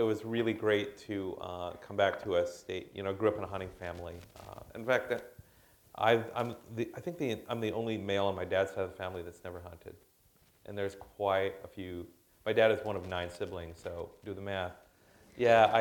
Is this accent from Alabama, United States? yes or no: no; Hastings, Minnesota, United States; in my hometown, they're starting a brewery in Hastings